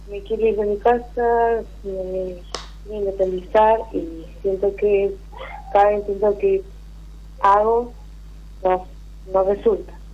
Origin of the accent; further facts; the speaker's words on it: Trelew, Chubut, Argentina; De Trelew